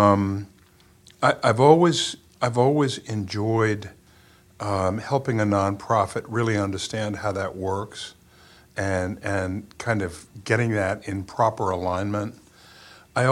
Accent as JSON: {"language": "English", "town": "Morrisville", "region": "Vermont", "country": "United States", "tie": "born or raised there", "said": "growing up in Morrisville"}